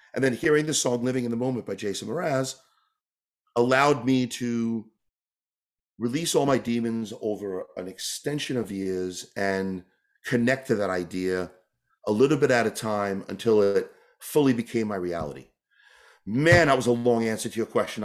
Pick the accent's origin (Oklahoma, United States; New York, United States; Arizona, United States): New York, United States; moved away as an adult; also born or lived in California / Canada; I grew up in New York